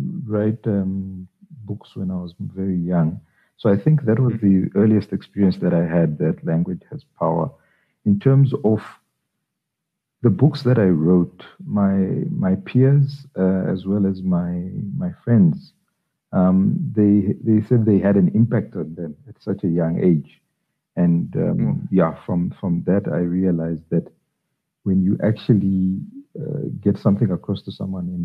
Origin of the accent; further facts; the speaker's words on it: Zambia; moved away as an adult; now in South Africa; I was born in Zambia, I grew up in Zambia. I relocated to South Africa in 1999